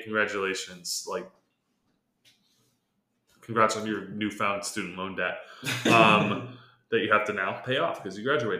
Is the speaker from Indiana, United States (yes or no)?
no; California, United States; growing up in California